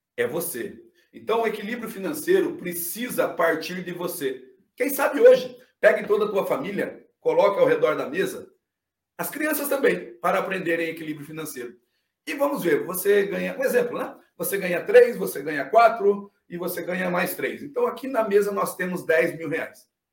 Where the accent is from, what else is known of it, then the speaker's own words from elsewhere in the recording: Bauru, São Paulo, Brazil; now in Criciúma, Brazil; Eu sou de Bauru, interior de São Paulo. Hoje estou morando em Criciúma, Santa Catarina